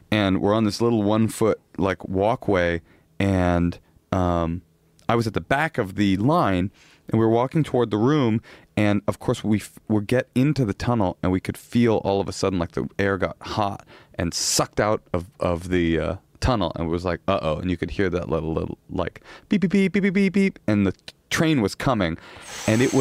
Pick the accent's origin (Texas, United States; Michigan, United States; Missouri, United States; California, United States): California, United States; Oakland; I'm from Oakland.